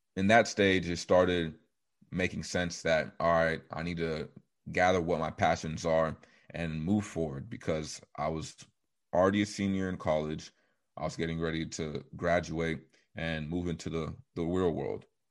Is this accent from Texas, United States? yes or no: yes; Coppell, Texas, United States; also born or lived in Nigeria; I was born in Dallas, Texas, specifically Coppell. I was raised with four of my siblings